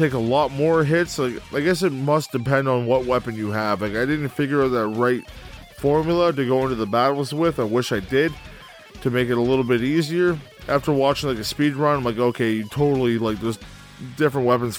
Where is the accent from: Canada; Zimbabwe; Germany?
Canada; I am Canadian